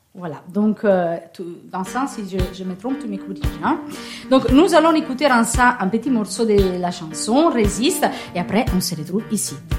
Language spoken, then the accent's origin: French; Italy; accent: Italian; French is a second language; moved away; j'ai un petit accent. Il ne s'agit pas d'un accent normand ni d'un accent breton, c'est un accent un peu ensoleillé qui vient de l'Italie